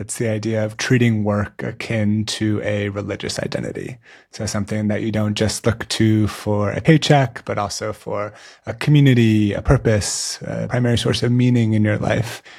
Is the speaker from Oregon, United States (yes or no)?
no; San Francisco, California, United States; the San Francisco Giants, my hometown baseball team